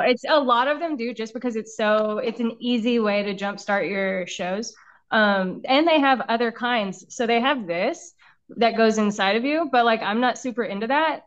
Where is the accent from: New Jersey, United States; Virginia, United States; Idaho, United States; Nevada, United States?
Nevada, United States; Las Vegas; I'm from Las Vegas.